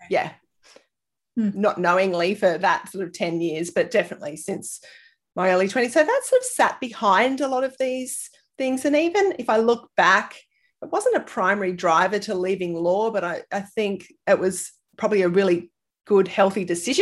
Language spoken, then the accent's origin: English; Sydney, New South Wales, Australia; moved away as an adult; now in Brisbane, Australia; I actually grew up in Sydney